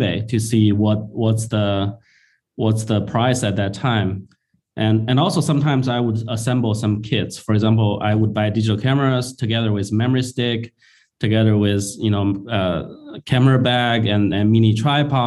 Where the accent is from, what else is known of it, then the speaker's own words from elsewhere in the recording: China; moved away as an adult; also born or lived in Shanghai; now in Bay Area, United States; I was actually born and raised in China. I came to the U.S. In 2003 after I graduated from engineering school